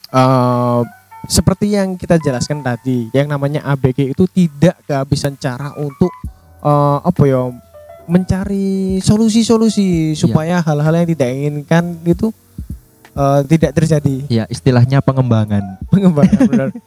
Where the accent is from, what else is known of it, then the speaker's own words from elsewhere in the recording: Surabaya, East Java, Indonesia; kalau ini kan saya berasal dari, Sur dari Surabaya.